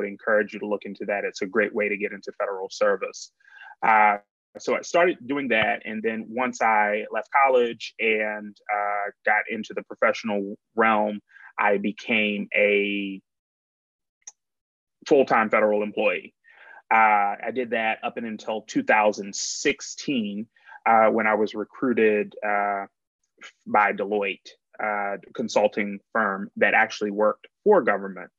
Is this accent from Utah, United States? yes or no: no; suburbs of Baltimore, Maryland, United States; moved away as an adult; now in Washington, D.C., United States; I'm from Maryland originally, suburbs of Baltimore, grew up there, family's still there